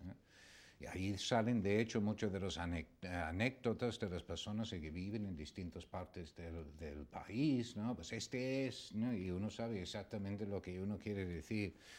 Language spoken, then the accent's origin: Spanish; England, United Kingdom; now in Spain; inglés, que ya no lo soy, ya soy español